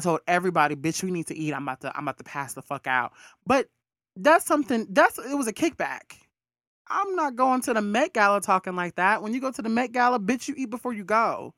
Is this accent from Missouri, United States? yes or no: no; Alabama, United States; I'm from Alabama.